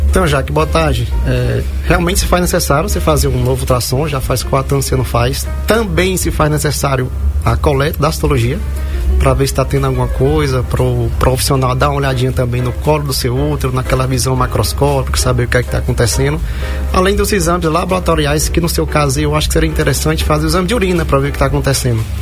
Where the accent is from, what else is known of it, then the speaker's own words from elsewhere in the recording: Saloá, Pernambuco, Brazil; sou da cidade de Saloá, Pernambuco.